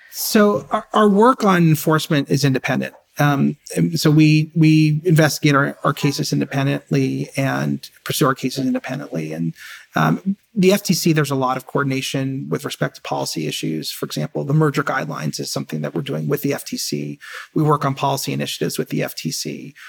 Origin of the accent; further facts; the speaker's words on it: New York City, New York, United States; I grew up in, in a, you know, as middle class as you can get, in Queens, in an apartment